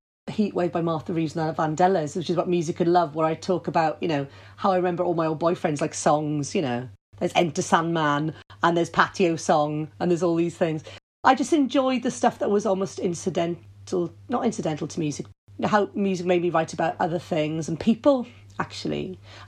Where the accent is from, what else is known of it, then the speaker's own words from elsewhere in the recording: Wales, United Kingdom; we like being melancholy as Welsh.